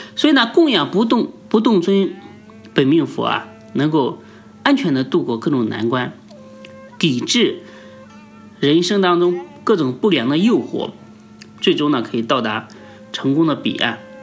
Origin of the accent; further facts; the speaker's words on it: China; 我们中国人